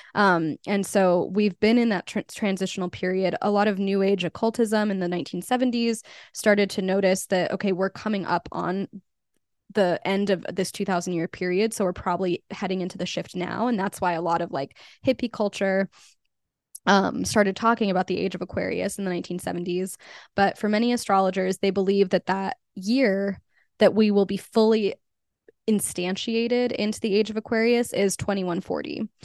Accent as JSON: {"language": "English", "town": "Albuquerque", "region": "New Mexico", "country": "United States", "tie": "born or raised there", "also_born_or_lived": "New York", "moved": "as an adult", "said": "I was born and raised in Albuquerque"}